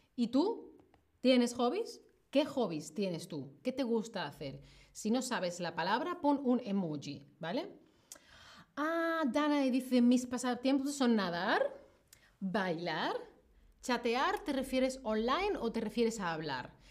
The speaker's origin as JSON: {"language": "Spanish", "town": "Seville", "region": "Andalusia", "country": "Spain", "moved": "as an adult", "lives_now": "Berlin, Germany", "said": "yo soy de una ciudad que está en el sur de España, que se llama Sevilla."}